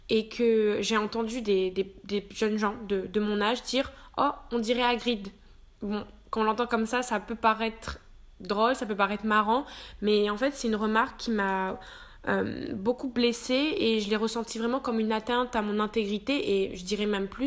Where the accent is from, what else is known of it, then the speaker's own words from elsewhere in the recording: Réunion, France; Ça a surtout démarré quand je suis arrivée en métropole puisque je suis originaire de La Réunion.